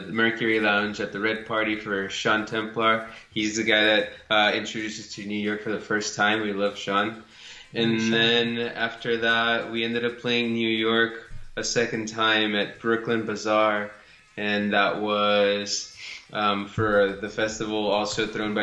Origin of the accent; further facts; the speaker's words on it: Matamoros, Tamaulipas, Mexico; moved away; I'm originally from Matamoros.